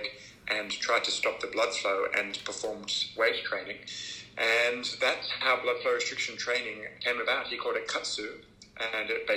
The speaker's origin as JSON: {"language": "English", "country": "Australia", "tie": "born or raised there", "also_born_or_lived": "Oxford, England", "said": "I am a exercise physiologist and an Australian, but I was born in Oxford, England, and moved to Australia when I was a little child with my family. And I've been here ever since"}